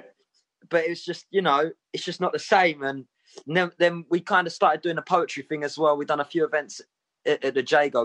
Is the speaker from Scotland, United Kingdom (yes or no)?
no; Southend-on-Sea, East of England, United Kingdom; I am from Southend